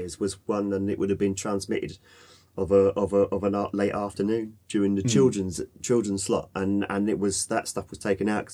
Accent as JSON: {"language": "English", "country": "United Kingdom", "said": "as British people, because we've got Victorian Britain still within us"}